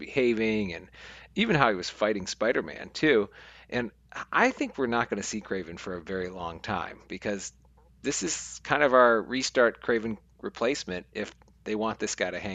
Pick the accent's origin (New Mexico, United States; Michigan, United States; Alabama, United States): Michigan, United States; accent: Michigan; my returning Michigan accent